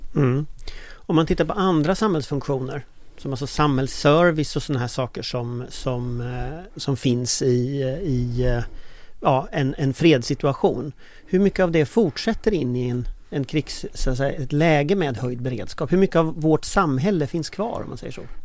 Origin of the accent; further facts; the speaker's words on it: Gothenburg, Västra Götaland, Sweden; i Göteborg där jag är född